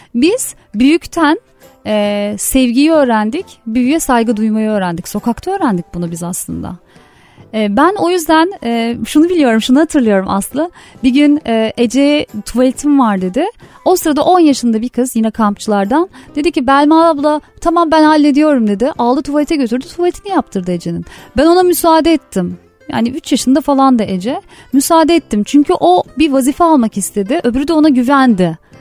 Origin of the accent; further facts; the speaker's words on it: Yalova, Turkey; moved away as an adult; now in Istanbul, Turkey; ben Yalova'da e, bir küçük bir yerde yani o zaman daha kasabaydı büyüdüğümde